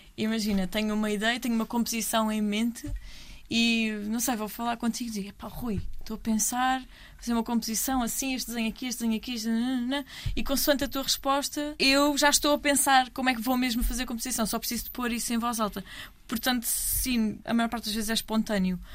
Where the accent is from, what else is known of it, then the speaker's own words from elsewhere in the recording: Almada, Setúbal, Portugal; Eu sou da Almada